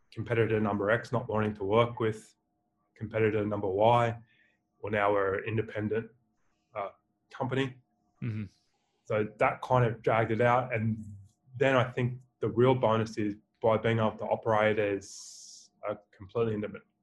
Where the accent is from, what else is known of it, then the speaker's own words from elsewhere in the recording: Australia; accent: Australian; my beautiful Australian accent